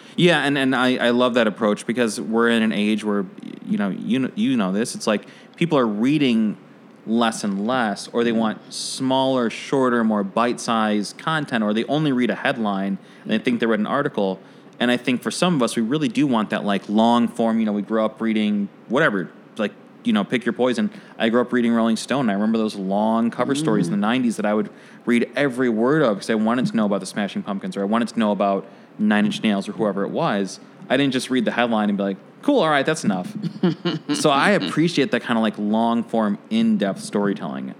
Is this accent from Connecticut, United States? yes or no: no; Oak Park, Illinois, United States; I grew up in Oak Park.